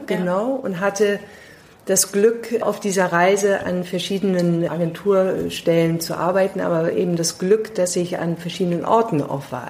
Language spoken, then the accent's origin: German; London, United Kingdom; also born or lived in Pakistan / New York / Delhi / Singapore; now in Germany; Ich bin auch in Pakistan geboren und äh, in London aufgewachsen